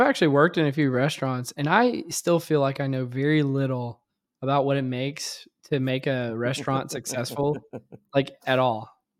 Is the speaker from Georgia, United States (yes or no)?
no; Louisiana, United States; because I had not spent amount of time on ice in my life growing up in Louisiana.